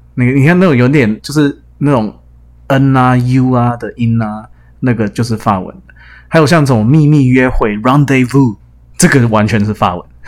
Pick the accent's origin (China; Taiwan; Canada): Canada; accent: Canadian; 我小时候住加拿大，也是讲比较American English